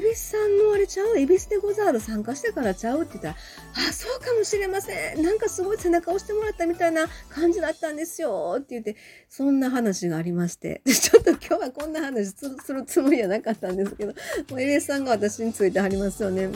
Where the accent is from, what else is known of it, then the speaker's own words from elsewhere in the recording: Osaka, Japan; now in Hyogo, Japan; 私まああの大阪生まれ大阪育ち現在兵庫県住んでる